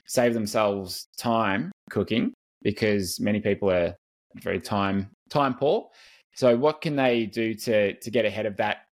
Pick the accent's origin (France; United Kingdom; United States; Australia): Australia; as an Australian